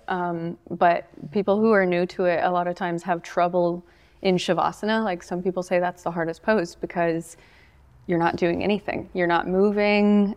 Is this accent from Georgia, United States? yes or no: no; Bluff City, Tennessee, United States; I grew up around here. I grew up in Bluff City.